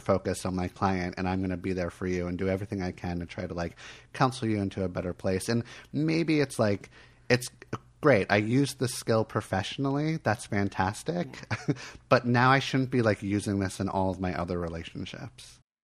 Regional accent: Miami, Florida, United States; I was born in Miami.

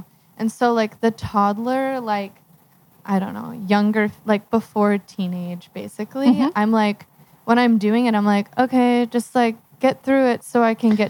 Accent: Philadelphia, Pennsylvania, United States; I'm from Philadelphia. I'm moving across to here, across the country in 6 weeks.

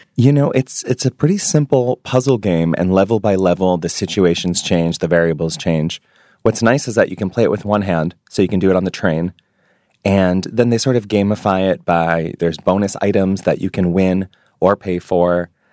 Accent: New York City, New York, United States; moved away as an adult; now in Honolulu, United States; being a Jewish New Yorker

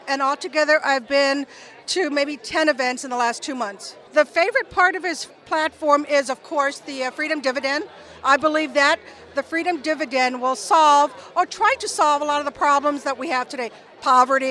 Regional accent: Ankeny, Iowa, United States; I'm from Ankeny, Iowa, which is right outside Des Moines

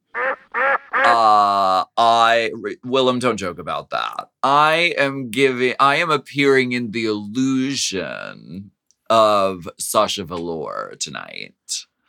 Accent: Erie, Pennsylvania, United States; born or raised there

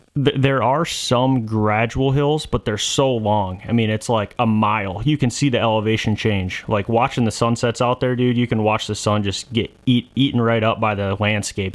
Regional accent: Michigan, United States; where we grew up in Michigan, it's woodlots and, you know, ag fields

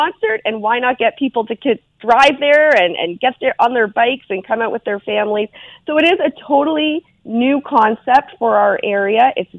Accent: Fergus, Ontario, Canada; my hometown of Fergus

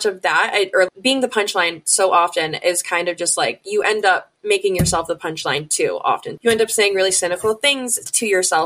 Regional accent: Illinois, United States; my home state of Illinois

